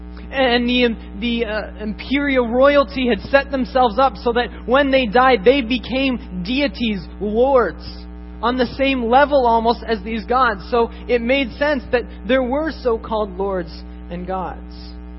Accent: Japan; Growing up in Japan, I saw this firsthand.

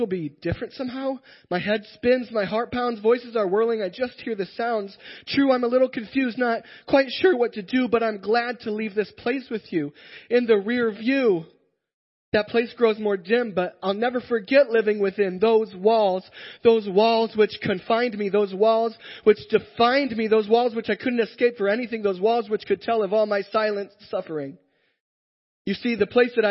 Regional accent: Iowa, United States; I am from Iowa

